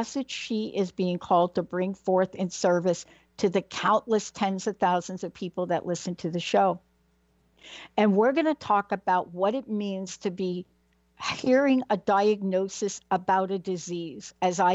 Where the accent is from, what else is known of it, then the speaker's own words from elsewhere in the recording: New York City, New York, United States; I'm from New York, yeah? Mm. Born in the Bronx